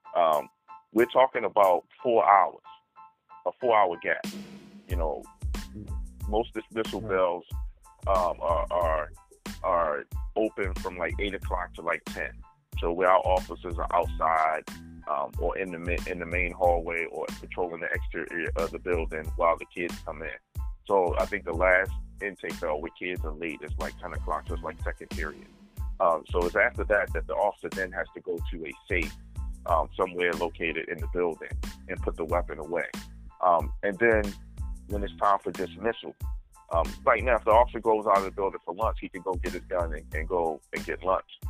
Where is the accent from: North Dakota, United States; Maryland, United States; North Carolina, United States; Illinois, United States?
Maryland, United States; Baltimore; we, as Baltimore City residents and born and raised in the Baltimore City public school system